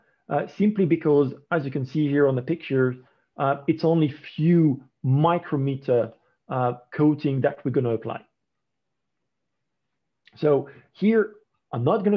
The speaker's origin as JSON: {"language": "English", "country": "France", "accent": "French", "second_language": "English", "said": "as you may recognize by my accent, I'm actually French."}